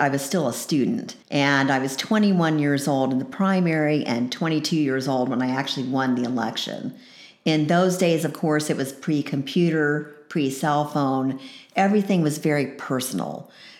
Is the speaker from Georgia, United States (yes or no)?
yes; Decatur, Georgia, United States; moved away as an adult; I moved up here from Decatur, Georgia. That's where I grew up. I started school at the University of Georgia and then transferred here in 1976.